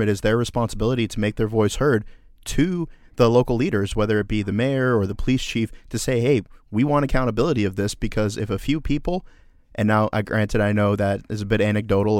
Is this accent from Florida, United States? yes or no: yes; Orlando, Florida, United States; my hometown of Orlando, Florida